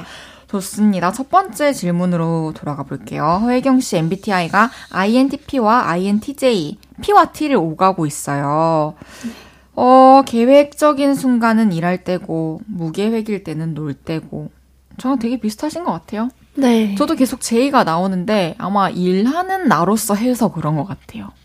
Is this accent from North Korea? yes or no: no; Changwon, South Gyeongsang, South Korea; 저도 마산 사람이어가지고 어. 아구찜 어렸을 때 진짜 많이 먹으면서 자랐거든요.